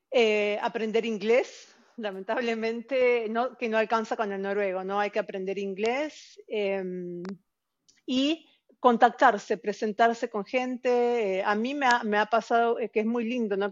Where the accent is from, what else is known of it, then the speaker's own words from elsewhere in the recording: outskirts of Buenos Aires, Buenos Aires Province, Argentina; now in Norway; Como chica, yo eh, vivía en un, en un, barrio pobre, en, las afueras de Buenos Aires